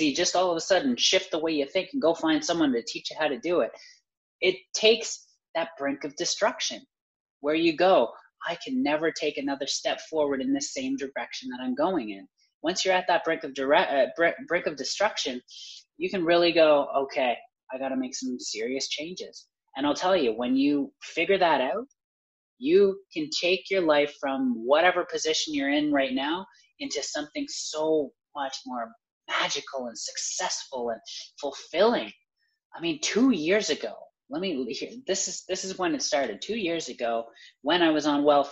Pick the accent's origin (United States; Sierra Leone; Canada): Canada; I'm Canadian